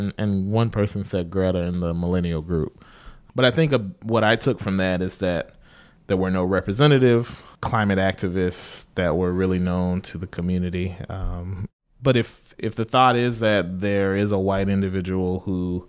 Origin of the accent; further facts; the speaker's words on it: South Carolina, United States; moved away; I grew up in like a small rural town in South Carolina.